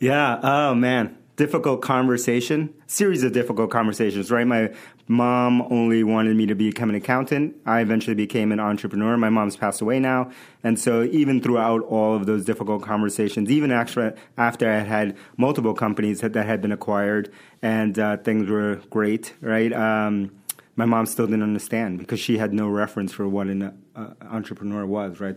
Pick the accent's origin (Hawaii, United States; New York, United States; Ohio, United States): New York, United States; New York City; English is a second language; moved away as an adult; also born or lived in Bronx, New York / Manhattan, New York; now in Boston, United States; I was born in the Bronx, New York, and uh, grew up in Queens